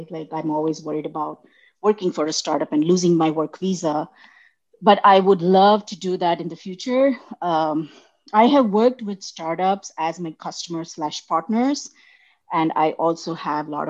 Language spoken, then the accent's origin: English; India; accent: Indian; English is a second language; now in United States; So when, when I moved from India, uh, I, I had a very neutral Indian accent.